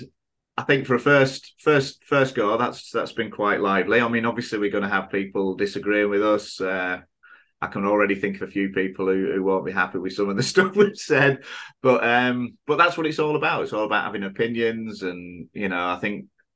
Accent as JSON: {"language": "English", "region": "England", "country": "United Kingdom", "tie": "born or raised there", "moved": "as an adult", "lives_now": "Thailand", "said": "when we were growing up in England"}